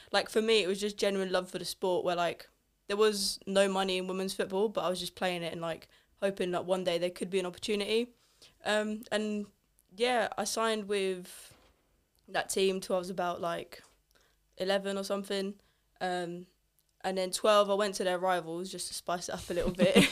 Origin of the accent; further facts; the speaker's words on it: England, United Kingdom; also born or lived in Italy; I'm not from England, obviously. I'm Polish and Italian, so a bit of a mix. Um, moved here when I was, like, three from Italy